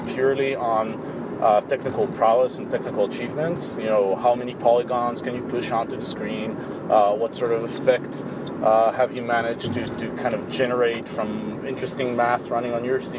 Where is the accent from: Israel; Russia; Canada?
Israel; I'm from Israel